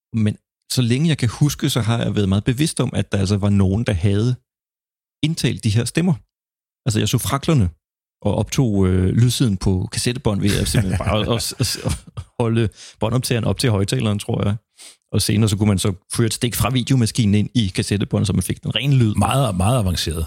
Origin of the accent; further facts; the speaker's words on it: Funen, Southern Denmark, Denmark; jeg er så fra Fyn